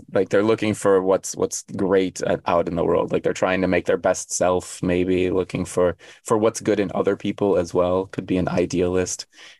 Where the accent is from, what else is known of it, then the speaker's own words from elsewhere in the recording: United States; now in South Korea; I was born on July 24th in America